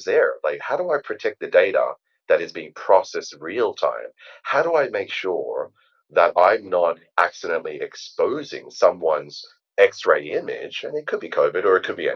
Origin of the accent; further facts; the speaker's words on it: Australia; I am Australian, and hence why my accent is a little bit strange.